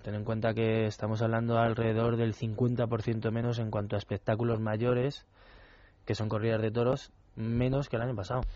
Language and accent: Spanish; Madrid, Community of Madrid, Spain; ser madrileño